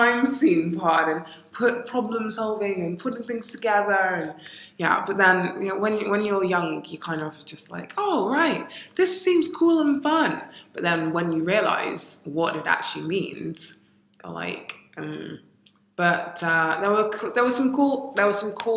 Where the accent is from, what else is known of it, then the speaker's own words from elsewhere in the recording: United Kingdom; also born or lived in Ghana; I am British and Ghanaian.